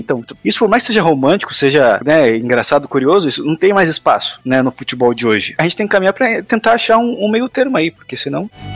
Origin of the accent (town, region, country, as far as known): Brazil